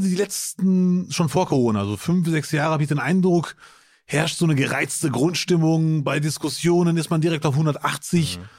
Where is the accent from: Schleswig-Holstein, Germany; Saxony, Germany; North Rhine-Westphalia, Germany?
North Rhine-Westphalia, Germany; Bielefeld; now in Duisburg, Germany; Als Bielefelder